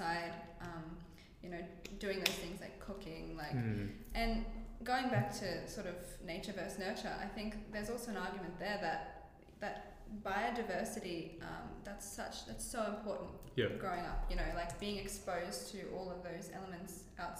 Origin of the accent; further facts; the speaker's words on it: Redland City, Queensland, Australia; first language Greek; I grew up in the Redlands, which is Bayside.